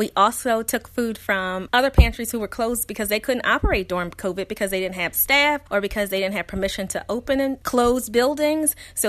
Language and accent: English; Philadelphia, Pennsylvania, United States; So yes, growing up in Philadelphia public schools, I was around children that did not have even what I had growing up.